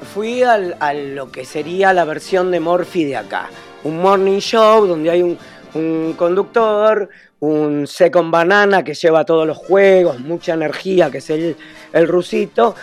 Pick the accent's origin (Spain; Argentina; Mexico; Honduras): Argentina; yo fui como un argentino adoptado uruguayo